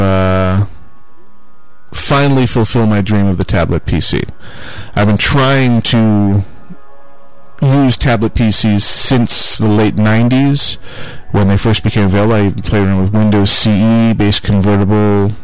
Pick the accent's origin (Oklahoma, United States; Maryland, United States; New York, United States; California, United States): New York, United States; near Buffalo; I grew up near Buffalo, New York, which is right across the Niagara River from the great state of Canada